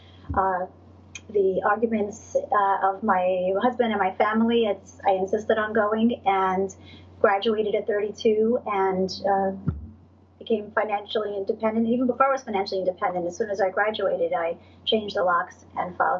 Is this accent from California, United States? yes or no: no; New York City, New York, United States; I'm from Brooklyn. I grew up in Brooklyn. I'm very American